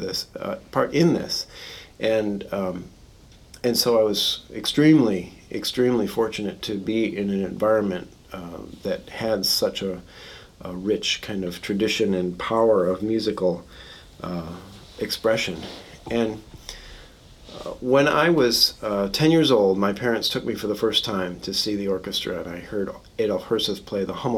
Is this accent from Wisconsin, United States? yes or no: no; Chicago, Illinois, United States; I grew up in Chicago, or just outside Chicago, just west of the city